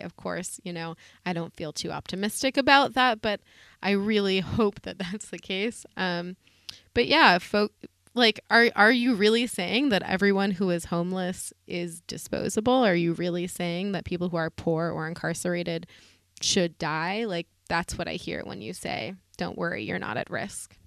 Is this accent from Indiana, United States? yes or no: no; the Berkshires, Massachusetts, United States; I'm from the Berkshires